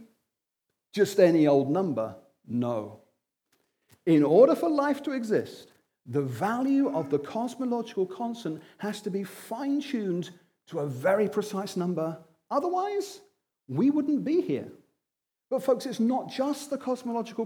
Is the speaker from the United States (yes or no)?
no; Wimbledon, London, United Kingdom; I'm from Wimbledon.